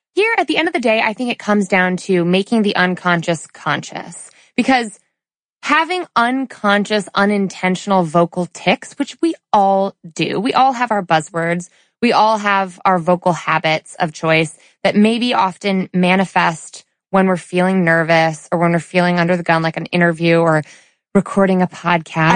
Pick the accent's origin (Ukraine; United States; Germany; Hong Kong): United States; suburban Connecticut; we go to Chili's in suburban Connecticut where we're from, right? Where I was born and raised